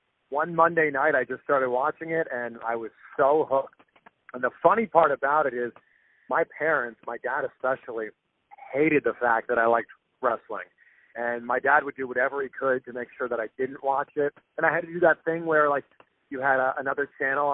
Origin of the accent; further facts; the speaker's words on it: just outside of Toronto, Ontario, Canada; I grew up just outside of Toronto